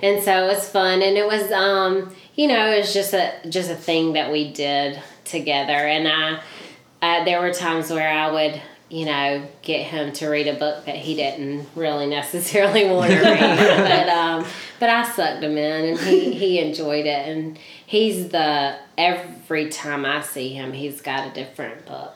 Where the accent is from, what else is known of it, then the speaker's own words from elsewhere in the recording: Leesburg, Georgia, United States; also born or lived in Albany, Georgia; I was born in Albany, but raised in Leesburg.